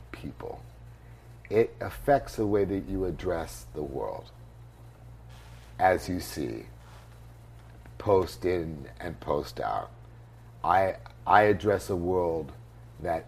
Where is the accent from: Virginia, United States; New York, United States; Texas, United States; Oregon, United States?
New York, United States; New York City; I grew up in New York